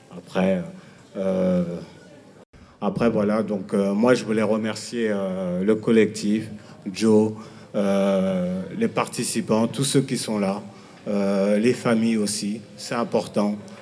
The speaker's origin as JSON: {"language": "French", "town": "Villiers-le-Bel", "region": "Île-de-France", "country": "France", "said": "je viens de Ville-Belle"}